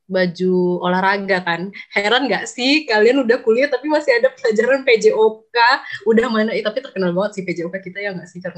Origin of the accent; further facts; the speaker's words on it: Sumatra, Indonesia; karena aku dari Sumatera ya mungkin orang teman-teman teman-teman aku yang Sumatera mungkin